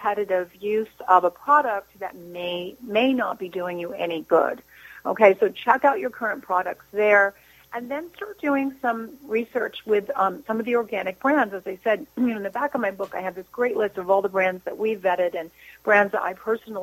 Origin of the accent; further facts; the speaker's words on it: New Jersey, United States; I'm from New Jersey